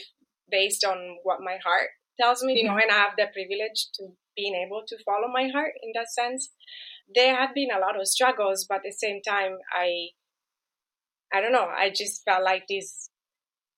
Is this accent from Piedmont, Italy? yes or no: no; Verona, Veneto, Italy; moved away as an adult; also born or lived in London, United Kingdom; now in California, United States; I was born and raised in Italy